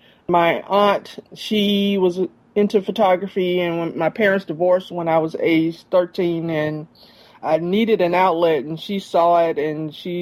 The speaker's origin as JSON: {"language": "English", "town": "Jackson", "region": "Mississippi", "country": "United States", "tie": "born or raised there", "also_born_or_lived": "Guam / Germany", "said": "I grew up in Jackson, Mississippi."}